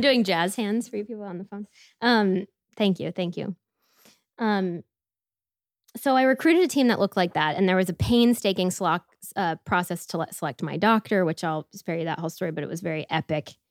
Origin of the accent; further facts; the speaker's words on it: Tampa, Florida, United States; moved away; also born or lived in Washington, D.C.; I grew up outside of Tampa, Florida